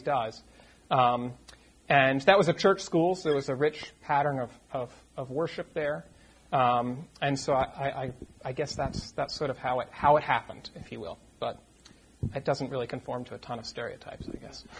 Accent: Boston, Massachusetts, United States; moved away as an adult; also born or lived in Poughkeepsie, New York; I am originally from the Boston area

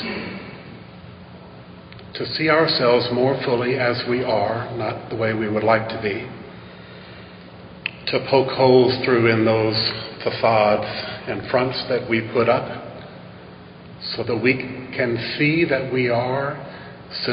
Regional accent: Vicksburg, Mississippi, United States; I grew up in Vicksburg, Mississippi

